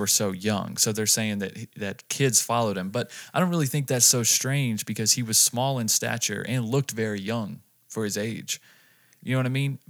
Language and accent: English; North Carolina, United States; moved away as an adult; also born or lived in Las Vegas; we moved from North Carolina to here